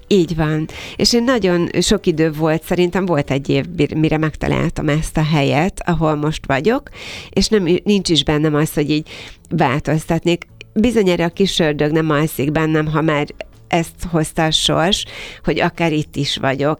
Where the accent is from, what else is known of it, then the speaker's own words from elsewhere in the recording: Kiskunhalas, Bács-Kiskun, Hungary; moved away as an adult; now in Budapest, Hungary; 31 évvel ezelőtt jelent meg Kiskunhalason az első szépségszalon